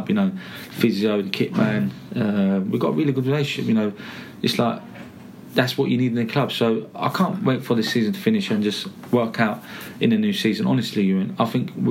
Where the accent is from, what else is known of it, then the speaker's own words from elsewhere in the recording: London, United Kingdom; accent: Cockney; also born or lived in Essex; I'm actually East Londoner, so Essex Turkish Cockney man.